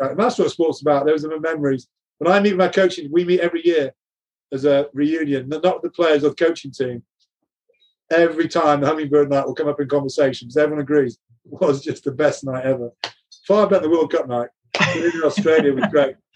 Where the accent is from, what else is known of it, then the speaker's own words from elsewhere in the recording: England, United Kingdom; as an Englishman